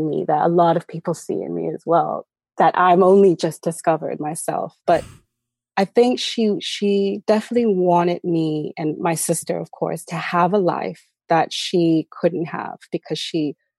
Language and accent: English; Southern California, United States; So originally, I was raised in Southern California.